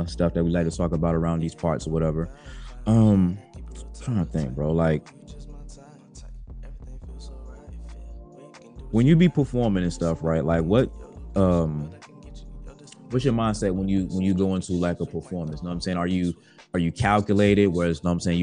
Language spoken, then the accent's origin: English; Virginia Beach, Virginia, United States; I'm from Virginia Beach